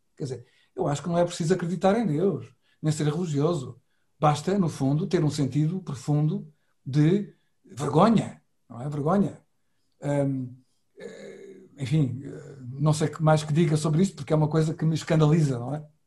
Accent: Setúbal, Portugal; na minha cidade natal, que é Setúbal

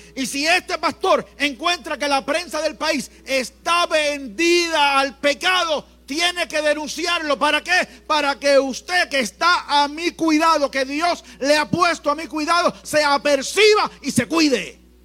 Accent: Puerto Rico; en Puerto Rico somos ricos, más que bendecidos.

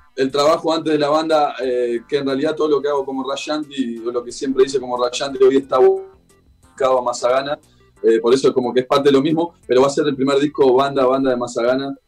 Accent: Salto, Uruguay; now in Montevideo, Uruguay; Yo soy de Salto, al norte de Uruguay, que es más enfrente a Concordia, sí. enfrente a la ciudad de Concordia. Pero hoy por hoy, hace varios años que vivo en Montevideo.

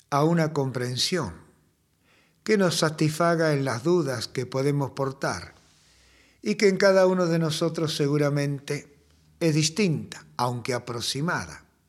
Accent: Argentina; como el castellano nuestro, hemos ido argentinizándolo

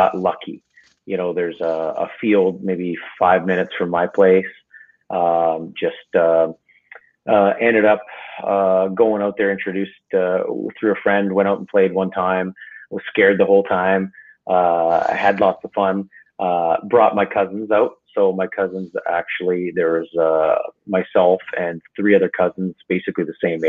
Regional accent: Windsor, Ontario, Canada; moved away as an adult; also born or lived in Detroit, Michigan / Montreal; I'm from Windsor, Ontario, up in Canada

